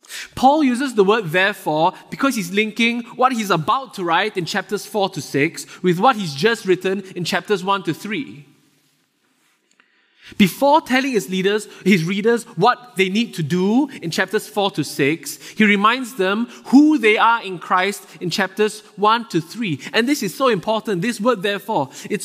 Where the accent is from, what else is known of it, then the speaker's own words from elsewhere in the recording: Singapore; moved away as an adult; now in Vancouver, Canada; I'm originally from Singapore. It's a very small country in Southeast Asia. I moved here with my wife about four and a half years ago.